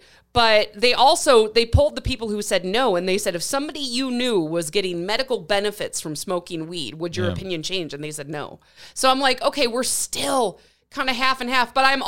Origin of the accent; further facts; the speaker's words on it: Wisconsin, United States; moved away; oh, where are you from? I said, Wisconsin.